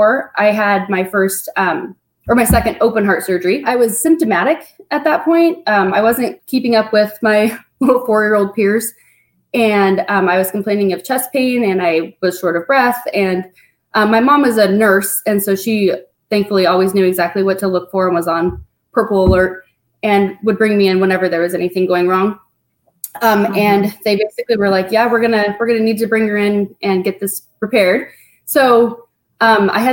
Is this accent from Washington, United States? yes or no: yes; Spokane, Washington, United States; I was born here in Spokane